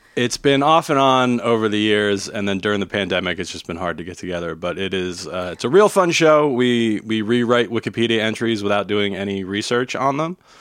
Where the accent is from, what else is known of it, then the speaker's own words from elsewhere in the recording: New Jersey, United States; I grew up in New Jersey